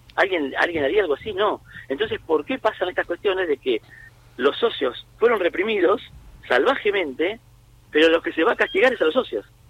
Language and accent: Spanish; Argentina; como, como argentino, como hincha de gimnasia